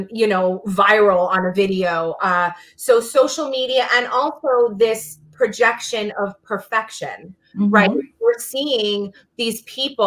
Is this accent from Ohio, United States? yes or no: no; New York City, New York, United States; I'm from Brooklyn